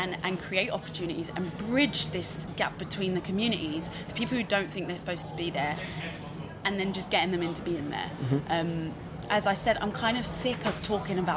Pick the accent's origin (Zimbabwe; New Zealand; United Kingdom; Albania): United Kingdom; London; I'm from East London, so not only are we in East London